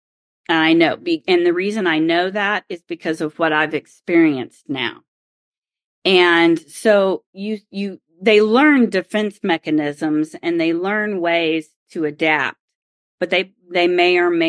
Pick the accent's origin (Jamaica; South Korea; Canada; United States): United States; Oklahoma; And it's not just because I grew up in Oklahoma where there is wind.